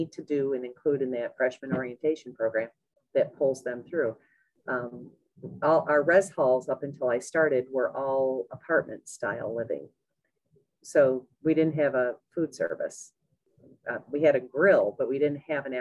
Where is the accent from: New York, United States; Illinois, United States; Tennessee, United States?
New York, United States; Parish; I grew up in Parrish, New York, little tiny town